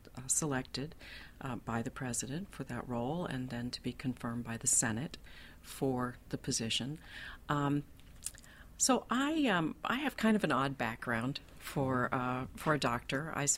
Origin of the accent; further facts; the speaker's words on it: Dayton, Kentucky, United States; I'm from a small town in Kentucky, northern Kentucky, a little place called Dayton.